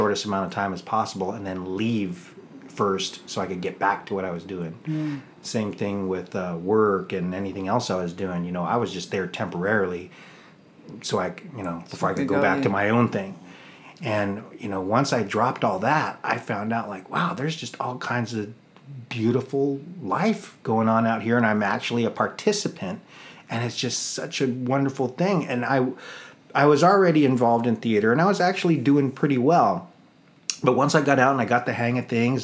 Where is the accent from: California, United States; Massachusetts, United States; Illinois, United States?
California, United States; East County; I was born and raised in East County